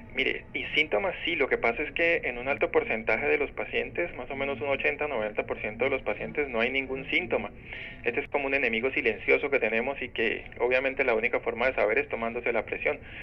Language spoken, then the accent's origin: Spanish; Colombia; yo soy de Colombia